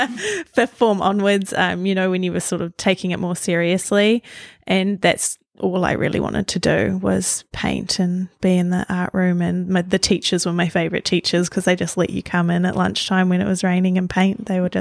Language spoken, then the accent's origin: English; Auckland, New Zealand; So I grew up on the North Shore of Auckland, and I was the eldest of three.